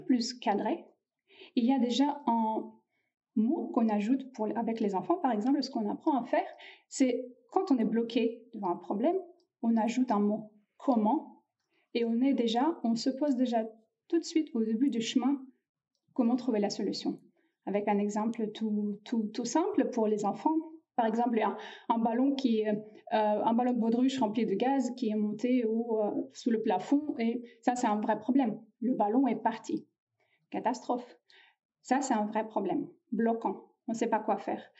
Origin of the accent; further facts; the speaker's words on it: Russia; now in France; La Russie, c'est mon pays d'origine. Et là, je suis née en Russie.